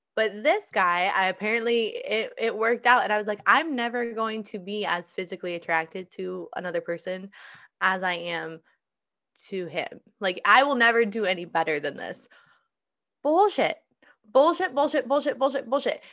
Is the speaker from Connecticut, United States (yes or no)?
no; Iowa, United States; moved away; I'm moving to, back to my home state, back to Iowa